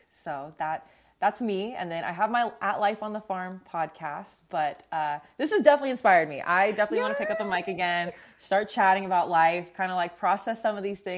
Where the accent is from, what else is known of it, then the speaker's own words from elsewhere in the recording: California, United States; I grew up in California